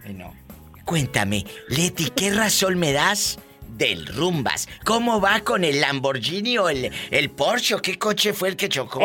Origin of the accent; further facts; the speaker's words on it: Matamoros, Tamaulipas, Mexico; yo soy de Matamoros